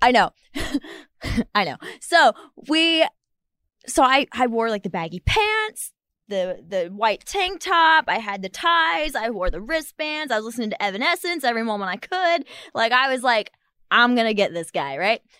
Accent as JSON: {"language": "English", "region": "Ohio", "country": "United States", "said": "we're both from Ohio"}